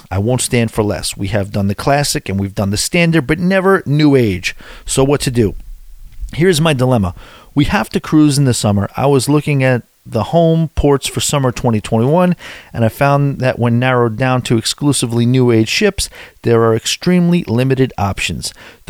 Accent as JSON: {"language": "English", "region": "California", "country": "United States", "said": "We are from California."}